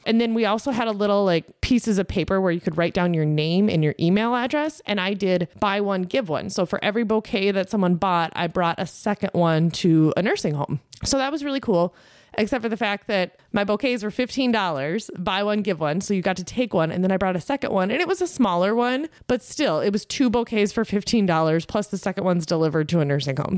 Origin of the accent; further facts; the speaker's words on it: Lake Benton, Minnesota, United States; I grew up in Southwest Minnesota, on the corner of County Road thirteen and Highway seventy-five, North Lake Benton